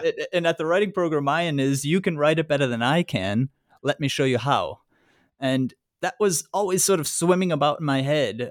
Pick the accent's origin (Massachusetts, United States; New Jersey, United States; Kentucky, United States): Massachusetts, United States; moved away as an adult; now in Germany; I, I grew up in Massachusetts and did most of my education there